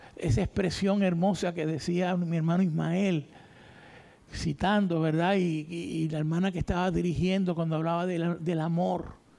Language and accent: Spanish; Isabela, Puerto Rico; Yo soy de Isabela, pertenecía a una iglesia en Isabela